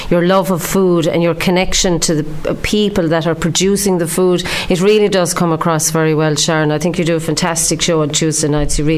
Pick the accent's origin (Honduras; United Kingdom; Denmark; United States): United Kingdom; Ballymena, Northern Ireland; also born or lived in Belfast; I'm from Ballymena in County